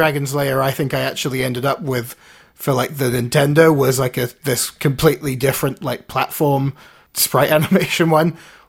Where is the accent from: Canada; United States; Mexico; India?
Canada; Well, I mean, I grew up in here and Canada, and I felt it was about the same.